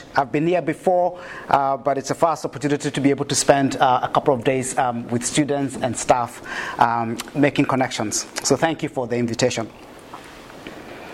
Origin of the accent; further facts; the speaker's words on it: Kenya; now in New Zealand; a Kenyan living in New Zealand